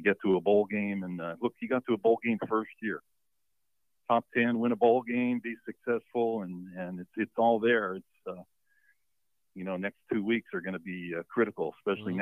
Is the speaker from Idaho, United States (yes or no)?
no; Pennsylvania, United States; now in Columbia, United States; I'm from Pennsylvania. I'm down here in Columbia